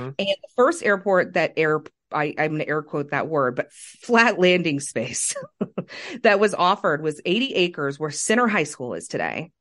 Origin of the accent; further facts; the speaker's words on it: Kansas City, Missouri, United States; growing up in South Kansas City myself